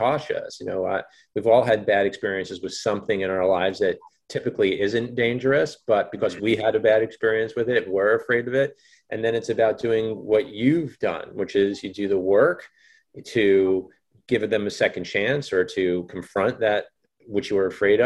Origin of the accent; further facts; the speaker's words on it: Fort Lee, New Jersey, United States; I'm a New Jersey boy